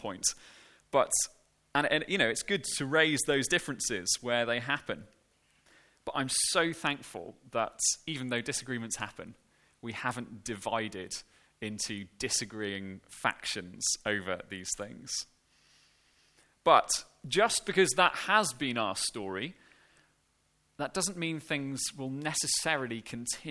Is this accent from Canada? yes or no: no; Cardiff, Wales, United Kingdom; now in Banstead, United Kingdom; the church that I grew up in back in Cardiff